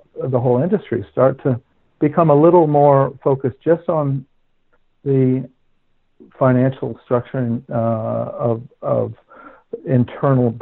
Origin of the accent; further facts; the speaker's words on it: Princeton, New Jersey, United States; moved away as an adult; also born or lived in London / Dubai; the farmhouse that I grew up in Princeton